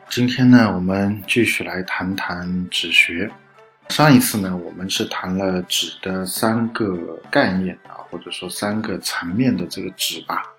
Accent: China; 我们中国人讲这个运气好，运气坏

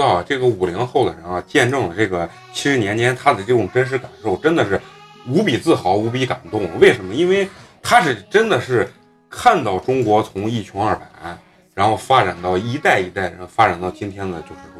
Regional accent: Malaysia; 我们马来西亚人呢有自己的这个呃，就是说呃处世之道

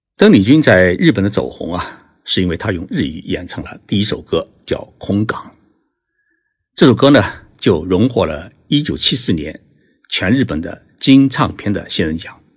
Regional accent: China; 我们中国人

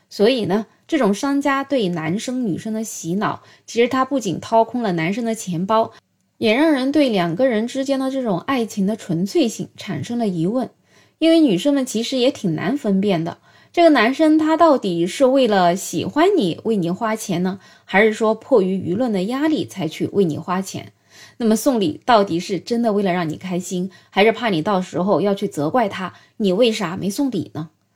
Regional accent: China; 我们中国人

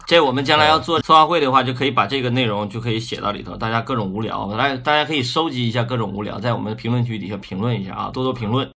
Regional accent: Northeast China, China; accent: Northeastern; 我们东北话叫游街嘛

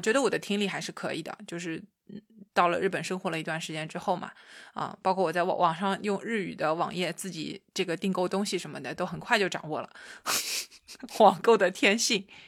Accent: China; 我是一个中国姑娘

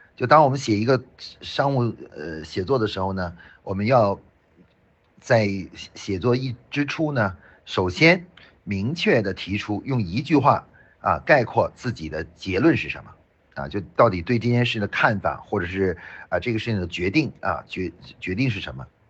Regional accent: China; 像我们中国人

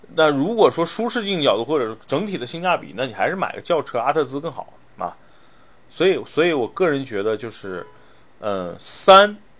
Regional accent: Northeast China, China; moved away; 我小时候是在，是在东北长大的

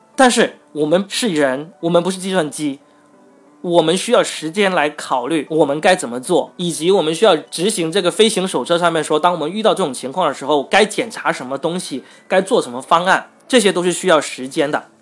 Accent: Guangdong, China; 我作为一个广东人

